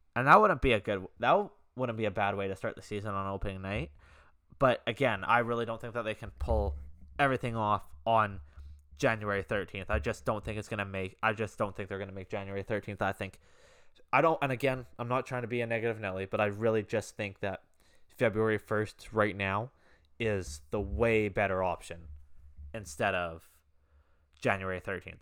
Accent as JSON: {"language": "English", "country": "Canada", "said": "I'm Canadian"}